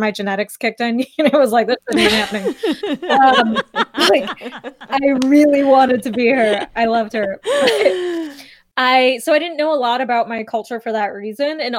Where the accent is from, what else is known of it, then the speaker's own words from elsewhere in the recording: northwest of Chicago, Illinois, United States; I was like in hour and a half northwest of Chicago.